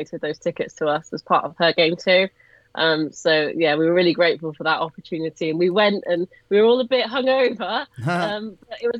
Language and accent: English; Cotswolds, South West England, United Kingdom; Obviously I don't come from Birmingham, as everyone can tell by my accent. I come from deep Cotswolds